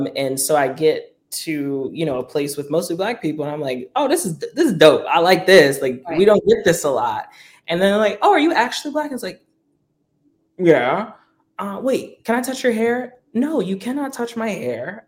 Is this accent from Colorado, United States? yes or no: no; New Orleans, Louisiana, United States; moved away; also born or lived in California; I grew up in New Orleans